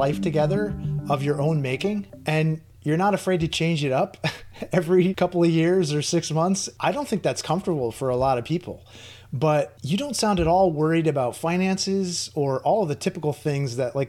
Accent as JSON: {"language": "English", "country": "United States", "said": "I'm an American"}